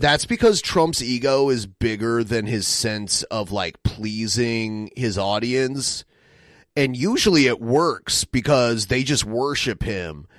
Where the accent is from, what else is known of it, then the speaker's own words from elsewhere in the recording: Toledo, Ohio, United States; my hometown